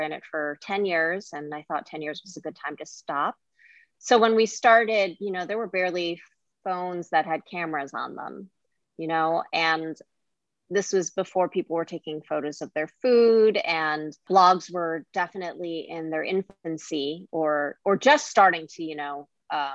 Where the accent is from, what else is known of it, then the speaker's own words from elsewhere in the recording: New Jersey, United States; I grew up in New Jersey